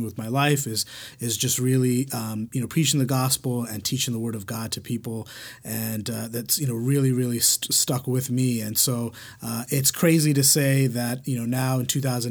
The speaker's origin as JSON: {"language": "English", "region": "New York", "country": "United States", "tie": "born or raised there", "moved": "as an adult", "said": "I was born and raised in New York. I was there for like the first 26 years of my life"}